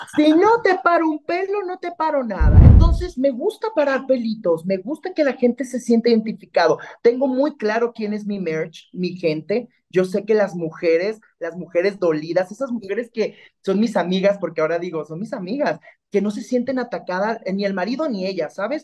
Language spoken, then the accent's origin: Spanish; Mexico; como mexicanos nos apoyemos